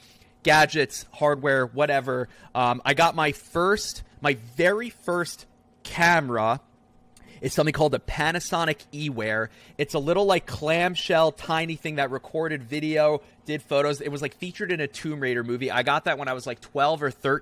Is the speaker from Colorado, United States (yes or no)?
no; New Jersey, United States; I was born and raised in New Jersey